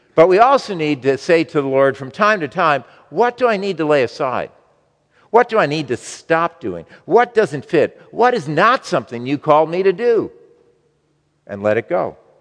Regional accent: United States; as American Christians

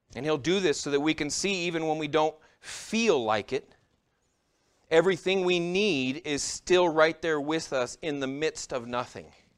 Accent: United States; As American Christians

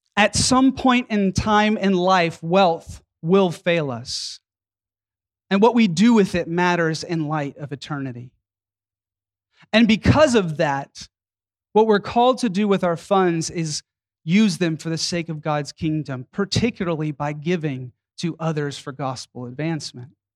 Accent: Atlanta, Georgia, United States; my hometown of Atlanta, Georgia

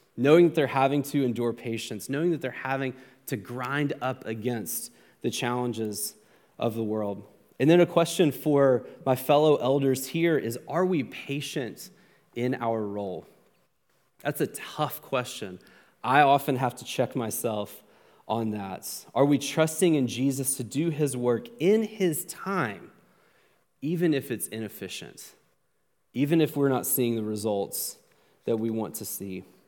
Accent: United States; as an American

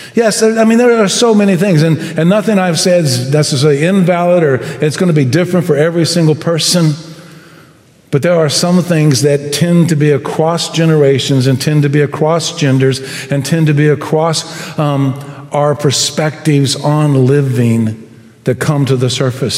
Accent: United States; I love being American

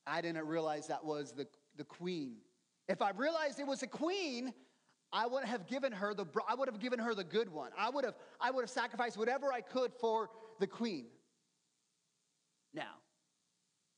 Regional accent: United States; us Americans

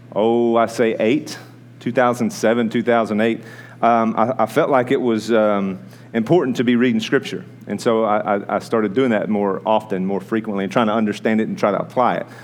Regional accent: United States; American people

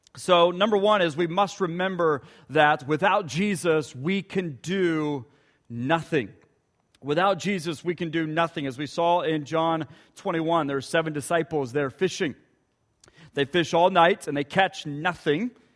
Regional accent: Ponca City, Oklahoma, United States; moved away; just north of Ponca City, where my hometown is

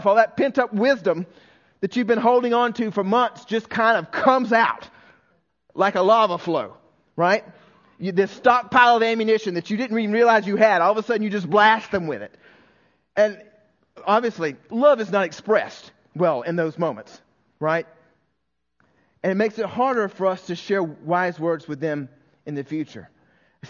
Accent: the South, United States; when I was raised in the South

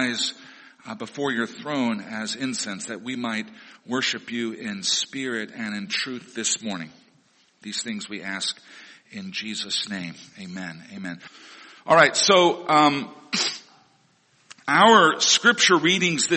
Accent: Missouri, United States; The Baptist and Assembly of God churches that I grew up in Missouri, were dispensational

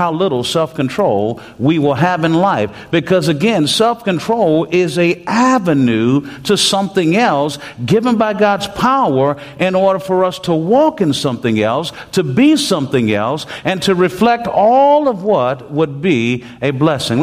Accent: Texas, United States; I'm from Texas, and we have this Texas driving

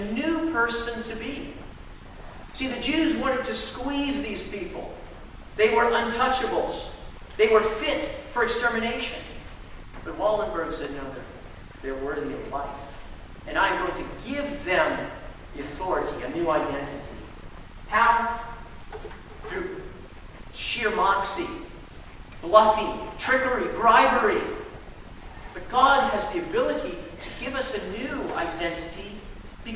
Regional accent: Dallas, Texas, United States; growing up in Dallas, Texas

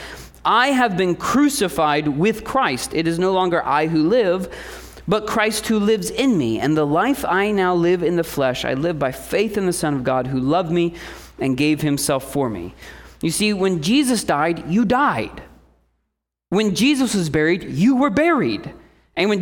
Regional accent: Indiana, United States; moved away; I came from Indiana

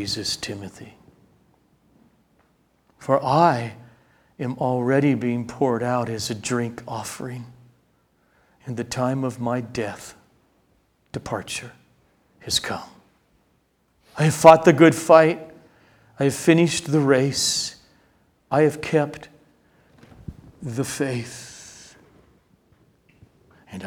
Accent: United States; as American Christians

